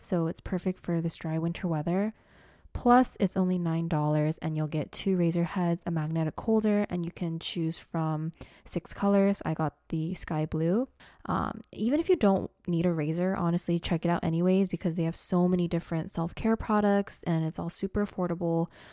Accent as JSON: {"language": "English", "town": "Portland", "country": "United States", "also_born_or_lived": "Los Angeles", "moved": "yes", "said": "I was from Portland."}